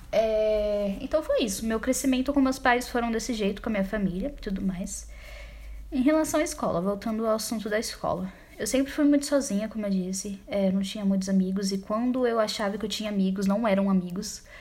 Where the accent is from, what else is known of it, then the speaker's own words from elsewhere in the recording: São Paulo, Brazil; born there; Como eu disse, nasci em São Paulo, nasci no bairro Grajaú, extremo da Zona Sul.